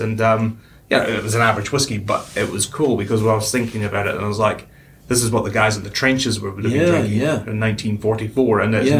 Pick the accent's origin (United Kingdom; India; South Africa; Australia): United Kingdom; Wick, Scotland; now in New Zealand; the one from my hometown, because I grew up down the road from the distillery